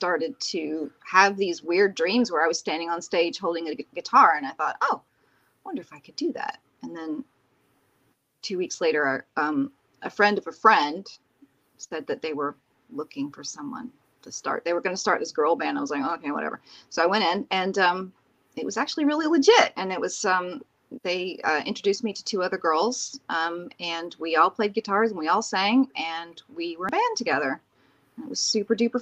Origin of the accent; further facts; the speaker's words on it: Plant City, Florida, United States; I grew up in Plant City, Florida